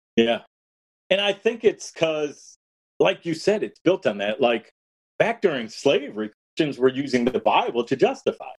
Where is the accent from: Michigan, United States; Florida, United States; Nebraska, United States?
Michigan, United States; Detroit; I was born in August 1967 in Detroit